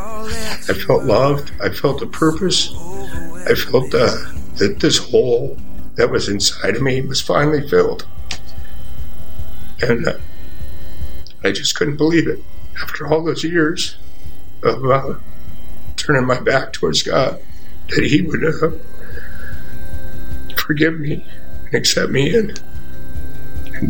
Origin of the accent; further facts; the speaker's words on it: Santa Cruz, California, United States; I grew up in Santa Cruz, California, and I grew up surfing